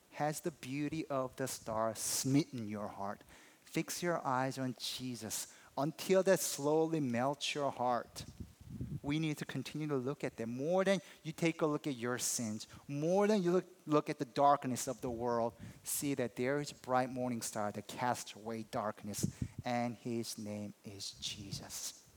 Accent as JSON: {"language": "English", "country": "South Korea", "moved": "yes", "said": "I'm from Korea"}